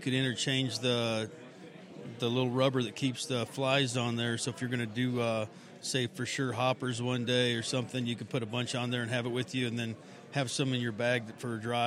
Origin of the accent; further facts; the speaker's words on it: Colorado, United States; a guy I grew up with here in Colorado